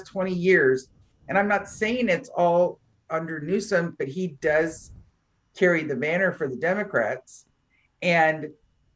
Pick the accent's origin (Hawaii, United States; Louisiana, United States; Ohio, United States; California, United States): California, United States; Northern; I'm from Northern California